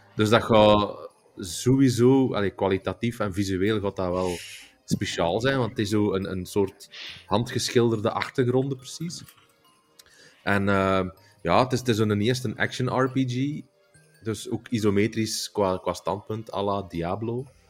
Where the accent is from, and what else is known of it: Belgium